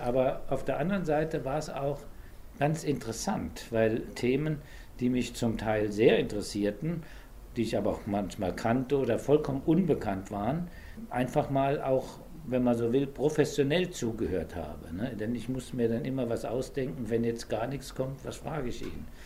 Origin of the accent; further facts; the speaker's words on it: Saarland, Germany; ich bin im Saarland geboren und in einer katholischen Gegend